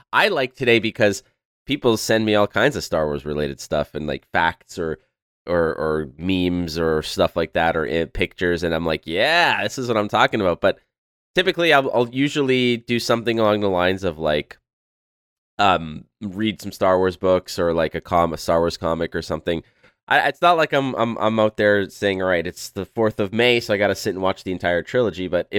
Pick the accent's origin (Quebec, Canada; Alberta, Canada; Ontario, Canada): Quebec, Canada; Montreal; is a cultural icon in Quebec and in the city that I was born and raised in Montreal.